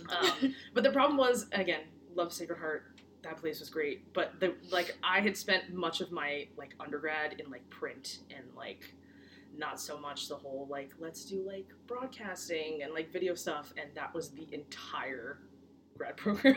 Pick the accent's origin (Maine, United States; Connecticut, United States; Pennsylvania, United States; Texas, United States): Connecticut, United States; also born or lived in Brooklyn, New York; I was born in Brooklyn, and then I moved to Connecticut in 2007. So yes, I spent more of my life here than I did anywhere else